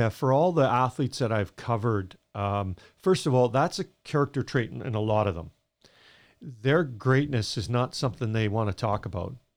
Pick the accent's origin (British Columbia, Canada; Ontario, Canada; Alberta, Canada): Alberta, Canada; Edmonton; I grew up in Edmonton